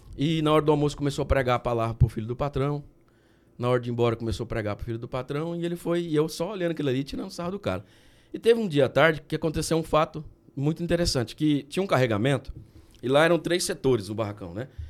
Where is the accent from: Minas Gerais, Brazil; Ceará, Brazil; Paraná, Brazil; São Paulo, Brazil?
São Paulo, Brazil; Guataporanga; eu sempre nasci lá e cresci lá, em Guataporanga